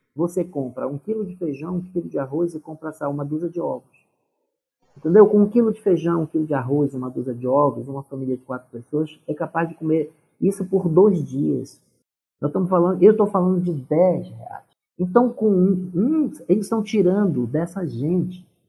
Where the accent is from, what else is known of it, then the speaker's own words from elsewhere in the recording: Pará, Brazil; moved away as an adult; now in Brasília, Brazil; eu sou paraense